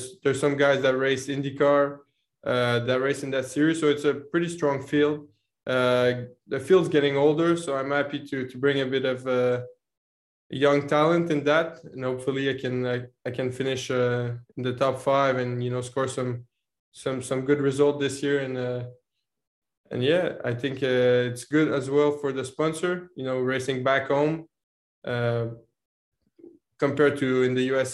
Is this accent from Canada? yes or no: yes; Canada; now in Montreal, Canada; being Canadian and living in Montreal with some snow there